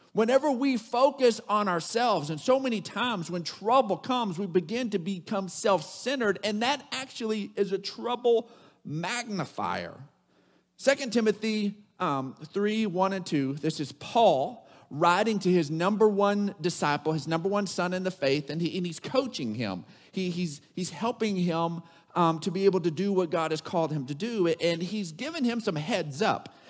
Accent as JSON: {"language": "English", "town": "Odessa", "region": "Texas", "country": "United States", "tie": "born or raised there", "said": "growing up in Odessa, Texas"}